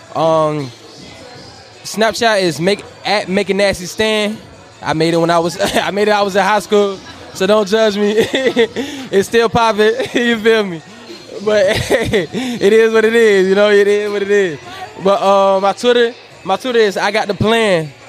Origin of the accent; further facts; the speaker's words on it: Northern Virginia, United States; I'm from Nova VA, from the 75